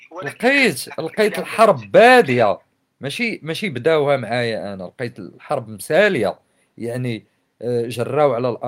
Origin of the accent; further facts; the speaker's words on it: Morocco; انا مغربي ماشي عربي ماشي فرنسي ماشي برتقيزي انا مغربي انتمي الى خليط